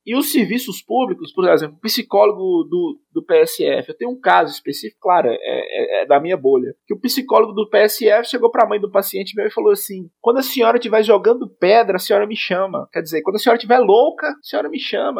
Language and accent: Portuguese; Monte Azul, Minas Gerais, Brazil; eu sou de Monte Azul, Minas Gerais, extremo norte de Minas